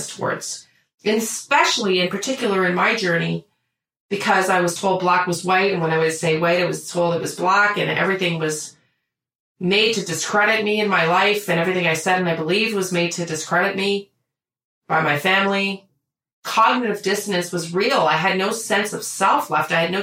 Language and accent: English; Canada; we're Canadian